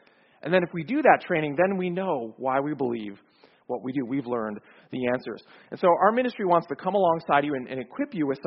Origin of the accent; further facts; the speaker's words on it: Chicago, Illinois, United States; moved away as an adult; now in Atlanta, United States; I grew up in Chicago, so not so far from here, but I moved to Atlanta 5 years ago